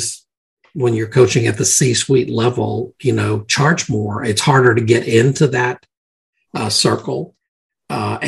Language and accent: English; Mississippi, United States; growing up in Mississippi